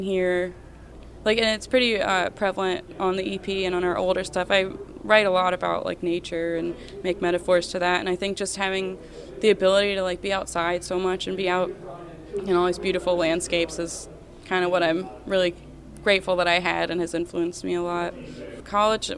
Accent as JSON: {"language": "English", "region": "South Carolina", "country": "United States", "also_born_or_lived": "Greenville", "said": "I'm from South Carolina."}